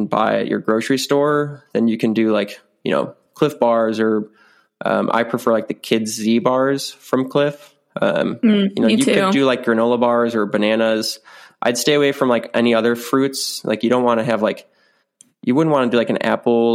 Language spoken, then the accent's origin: English; South Dakota, United States; my hometown, my home state of South Dakota.